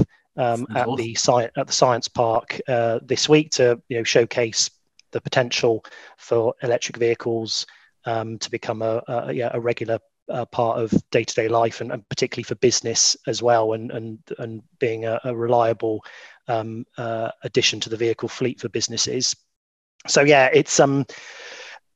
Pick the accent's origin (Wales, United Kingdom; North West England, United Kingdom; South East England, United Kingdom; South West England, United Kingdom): South West England, United Kingdom; South Gloucestershire; I was born and brought up in South Gloucestershire